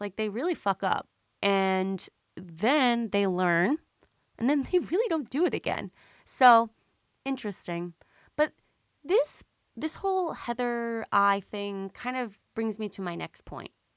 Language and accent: English; Long Island, New York, United States; also born or lived in Boston / Manhattan; I am a Long Island girly, okay? I grew up on Long Island